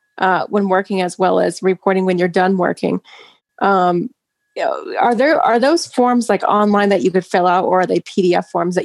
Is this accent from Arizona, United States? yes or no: yes; Arizona, United States; You're from my home state of Arizona.